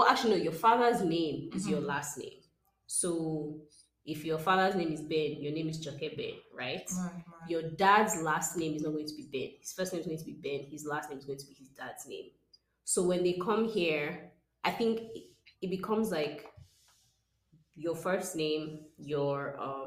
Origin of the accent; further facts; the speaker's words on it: Nigeria; now in Austin, United States; we are Nigerian people